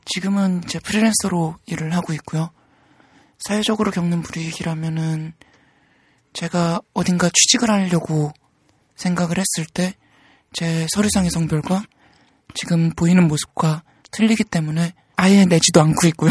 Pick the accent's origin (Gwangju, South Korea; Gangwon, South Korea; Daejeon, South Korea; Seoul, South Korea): Seoul, South Korea; 전 서울에서 태어났습니다.